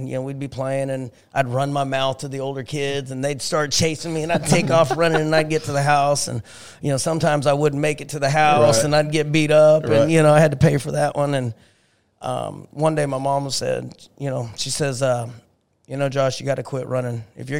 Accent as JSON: {"language": "English", "town": "Lawrence", "region": "Kansas", "country": "United States", "tie": "born or raised there", "said": "So Lawrence, Kansas, small community, home of the KU Jayhawks."}